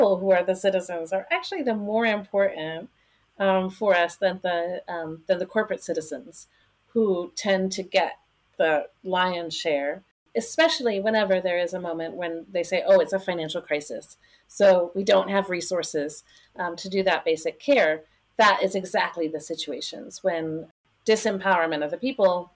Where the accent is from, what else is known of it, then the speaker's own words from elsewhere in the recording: Michigan, United States; moved away; also born or lived in Boston / Atlanta; I am from Michigan originally